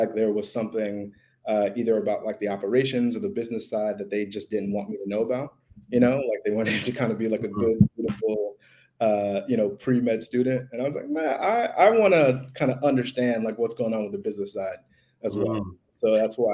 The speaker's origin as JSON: {"language": "English", "area": "Westchester", "region": "New York", "country": "United States", "tie": "born or raised there", "also_born_or_lived": "Harlem, New York City", "said": "I grew up in New York, actually, about like 25 minutes outside of the city."}